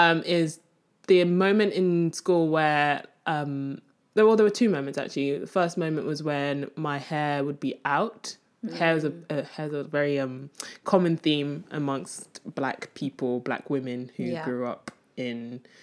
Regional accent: Nigeria; born there; accent: Nigerian; moved away; Yes, I was born in Nigeria, okay.

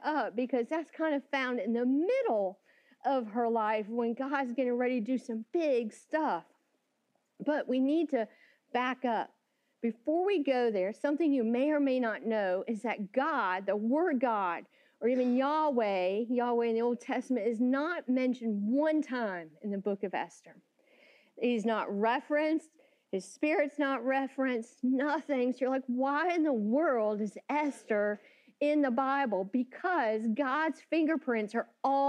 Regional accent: Florida, United States; I grew up in Florida a few hours from the most magical place on earth

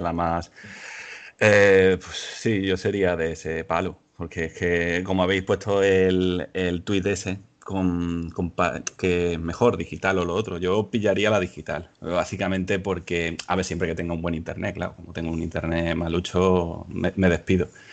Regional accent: Ceuta, Spain; moved away as an adult; now in Málaga, Spain; Ahora estoy en Málaga. Ahora estoy ah, en Málaga trabajando, pero vamos, que soy de Ceuta puro y duro

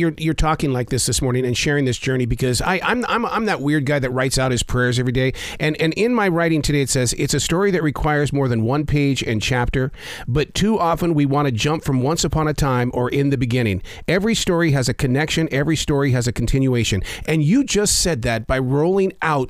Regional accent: Sheridan, Wyoming, United States; I'm from Sheridan, Wyoming.

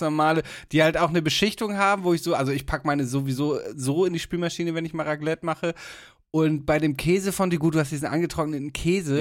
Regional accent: Germany; bei uns in Deutschland

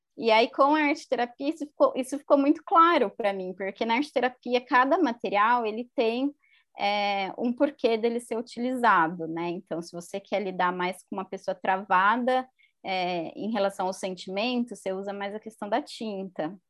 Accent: Campinas, São Paulo, Brazil; eu sou de Campinas

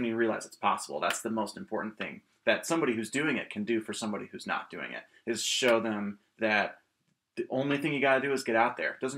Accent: Rochester, New York, United States; also born or lived in Emporia, Kansas; I was born in Kansas originally. I'm from Emporia, Kansas. And I moved to this area when I was about 8 or 9

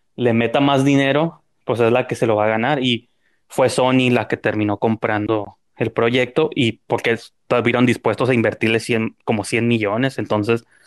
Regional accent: Tijuana, Baja California, Mexico; born or raised there

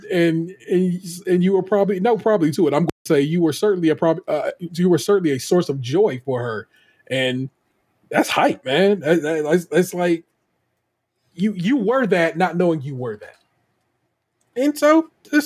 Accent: Michigan, United States; I was born in Michigan

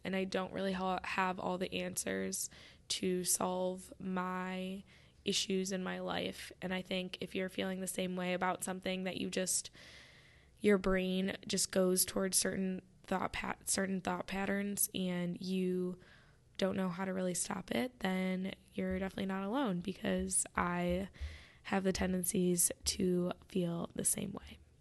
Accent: Michigan, United States; I'm from Michigan.

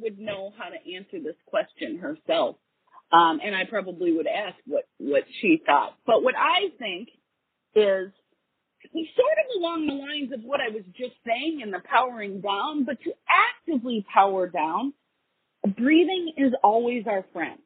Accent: Wisconsin, United States; I was born and raised in Wisconsin.

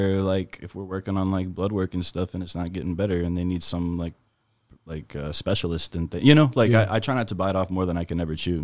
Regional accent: Midland, Texas, United States; I'm from West Texas. I'm from Midland, Texas.

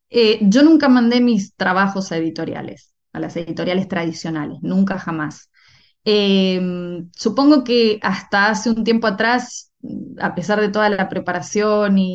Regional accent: Argentina; moved away; Y después cuando me fui de Argentina y, bueno, empecé con eh, mi, formación de una manera más intensiva y demás, empecé a escribir cosas mucho más maduras

